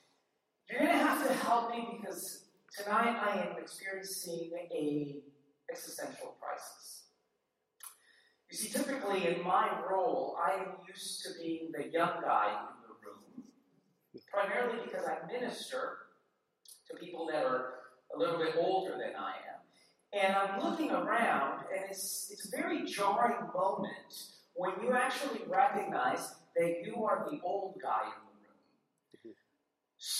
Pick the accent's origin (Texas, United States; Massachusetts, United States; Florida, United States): Massachusetts, United States; Worcester; moved away; also born or lived in Southern California; I grew up in the cold winters in Worcester, learning how to root for the Red Sox